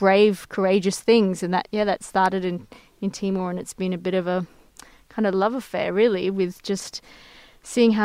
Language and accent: English; Perth, Western Australia, Australia; moved away as an adult; also born or lived in Beirut; I grew up in Perth, you know, one of the most isolated cities in the world